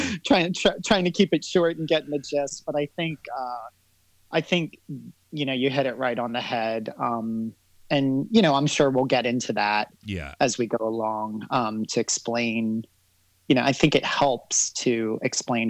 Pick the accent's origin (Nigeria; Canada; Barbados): Barbados; now in United States; I was born here in the States, but I grew up in Barbados. At a young age, I was sent to Barbados about 2.5 years old.